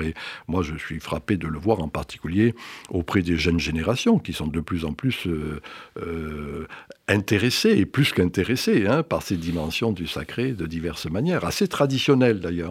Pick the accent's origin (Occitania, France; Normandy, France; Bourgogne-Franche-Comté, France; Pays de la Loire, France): Occitania, France; Graissessac, Cévennes; moved away; also born or lived in Strasbourg; je viens d'un petit village des Cévennes qui s'appelle Grès-sac, qui était un village